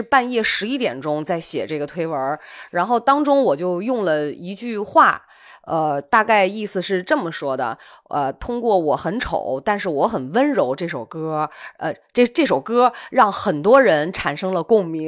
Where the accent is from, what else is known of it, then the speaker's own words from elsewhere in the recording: Qingdao, Shandong, China; moved away; 我的老家青岛